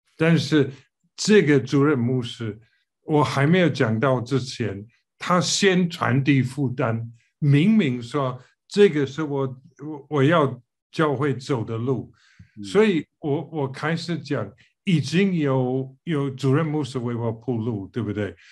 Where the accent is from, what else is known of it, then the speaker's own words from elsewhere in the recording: United Kingdom; Chinese is a second language; moved away as an adult; also born or lived in Taiwan / mainland China / Singapore; 虽然我是英国人